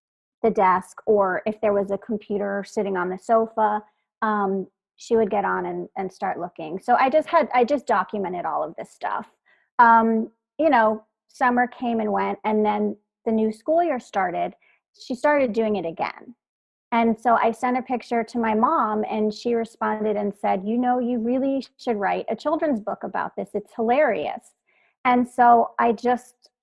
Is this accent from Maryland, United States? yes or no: no; Philadelphia, Pennsylvania, United States; I grew up in Philadelphia in the city, single mom, teacher